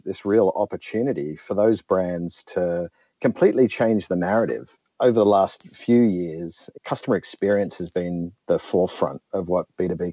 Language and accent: English; Australia; I'm Australian and I started my career down south